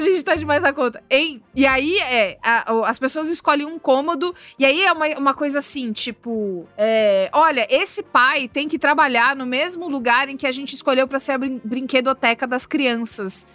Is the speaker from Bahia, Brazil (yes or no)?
no; São Paulo, Brazil; Eu cresci em São Paulo